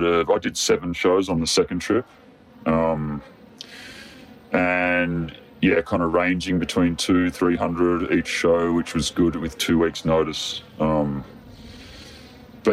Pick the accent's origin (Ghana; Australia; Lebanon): Australia; Bellingen, New South Wales; in my hometown